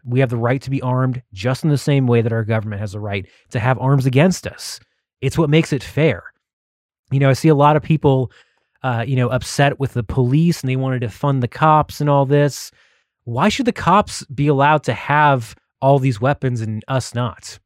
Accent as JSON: {"language": "English", "region": "Texas", "country": "United States", "said": "I'm from Texas"}